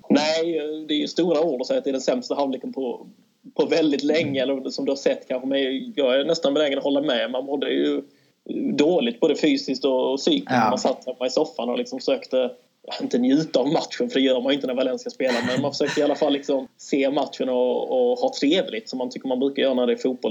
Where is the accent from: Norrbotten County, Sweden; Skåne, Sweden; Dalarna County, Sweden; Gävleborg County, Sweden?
Skåne, Sweden; Kristianstad; moved away as an adult; also born or lived in Kalmar; now in Malmö, Sweden; född och uppvuxen i Kristianstad